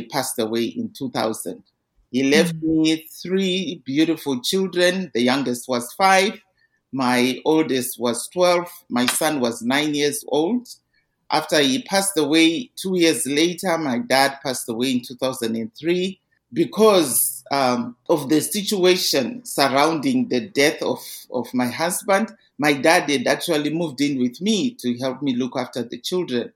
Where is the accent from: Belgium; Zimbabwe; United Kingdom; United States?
Zimbabwe; now in Calgary, Canada; I grew up in Zimbabwe.